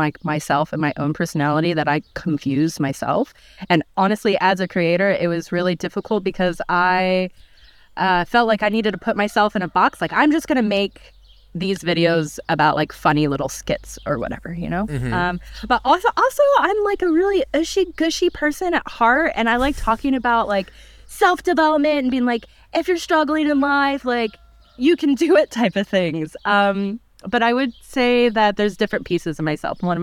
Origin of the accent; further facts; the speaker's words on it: United States; now in Germany; being an American